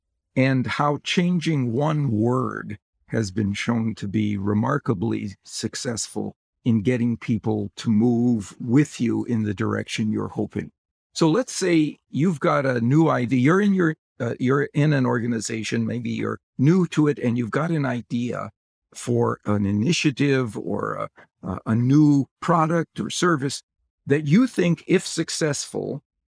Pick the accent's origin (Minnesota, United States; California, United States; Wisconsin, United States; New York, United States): Wisconsin, United States; I grew up in Wisconsin, and the NFL team associated with Wisconsin is the Green Bay Packers.